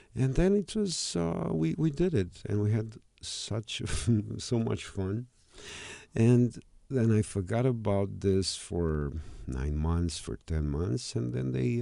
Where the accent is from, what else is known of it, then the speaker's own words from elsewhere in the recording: Romania; I'm a guy from Romania